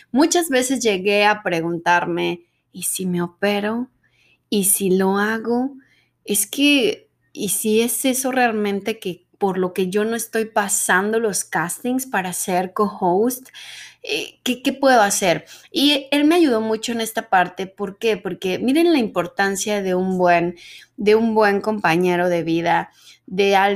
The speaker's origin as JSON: {"language": "Spanish", "country": "Mexico", "accent": "Mexican neutral accent", "said": "A pesar de que decían en el medio que siendo mexicana y teniendo el dichoso acento neutro, que yo pienso que yo ya no lo tengo, pero bueno, el dichoso acento neutro mexicano"}